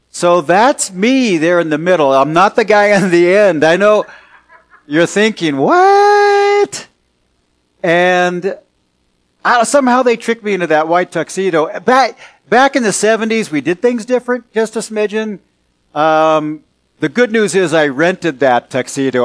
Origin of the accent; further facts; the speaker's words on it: California Bay Area, United States; moved away; also born or lived in Salem, Oregon; I'm from California Bay Area and then moved to Salem, Oregon